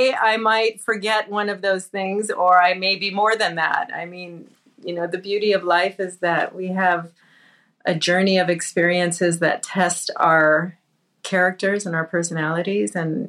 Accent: Southern California, United States; I was born and raised in Southern California. I am Mexican, Indian, Spanish, and Portuguese, Native American Indian, not East Indian.

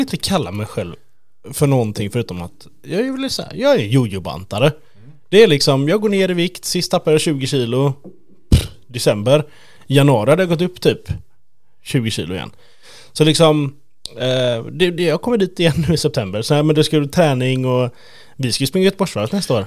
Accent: Sweden; Jag är ju typisk svensk

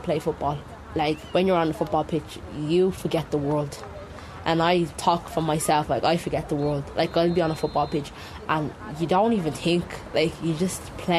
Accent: South Africa; now in Dublin, Ireland; I'm originally from South Africa. I am currently living in James Street in Dublin, in the inner city.

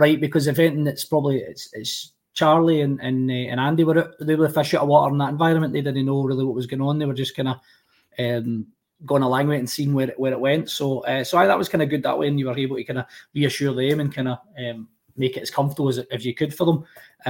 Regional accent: Rutherglen, Scotland, United Kingdom; I grew up in Rutherglen, a bit like yourself, Colin.

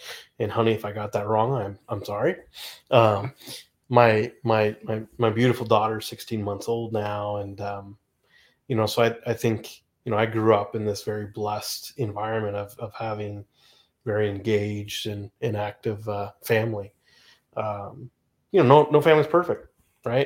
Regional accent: West Coast, United States; I grew up on the West Coast

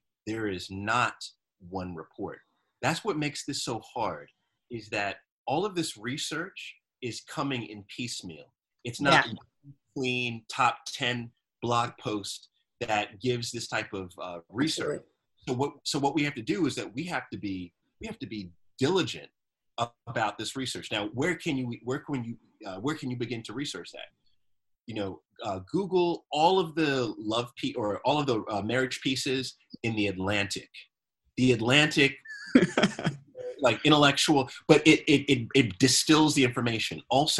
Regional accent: Jamaica; Like, I'm so Jamaican with my life.

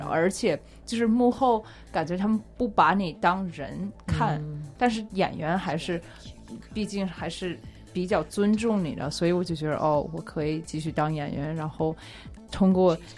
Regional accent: United States; 我是在，一直在美国长大，然后在大学期间我是学经济的

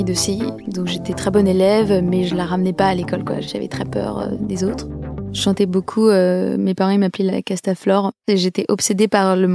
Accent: Lacoste, Provence-Alpes-Côte d'Azur, France; also born or lived in Clamart; Moi, je suis née en 1992. Je suis née à Clamart, mais j'ai grandi dans le sud-est de la France, dans un tout petit village dans le Vaucluse qui s'appelle Lacoste.

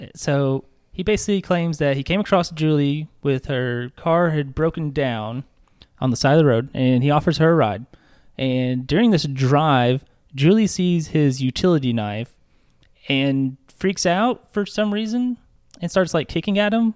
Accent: Little Rock, Arkansas, United States

